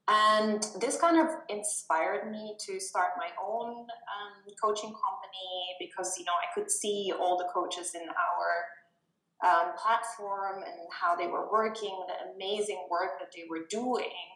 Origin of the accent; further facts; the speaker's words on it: Germany; moved away as an adult; now in Helsinki, Finland; I've been in Finland now for soon it's going to be four years, and I'm originally from Germany.